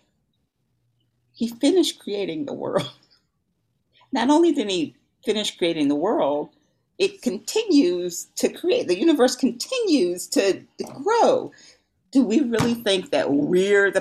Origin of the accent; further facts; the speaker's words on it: Louisiana, United States; I'm from Louisiana. We like to cook.